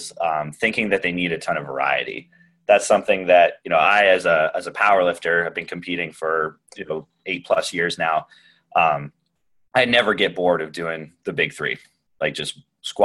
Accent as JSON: {"language": "English", "town": "Newport", "region": "Vermont", "country": "United States", "tie": "born or raised there", "said": "I grew up in Newport, Vermont, up in the Northeast Kingdom."}